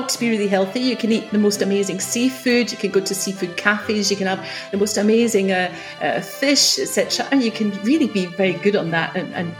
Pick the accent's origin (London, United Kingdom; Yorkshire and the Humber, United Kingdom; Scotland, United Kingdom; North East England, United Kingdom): Scotland, United Kingdom; Edinburgh; accent: Scottish; moved away as an adult; now in France; you grew up in Edinburgh, is that right? That is correct, yes. And I've still got the accent to prove it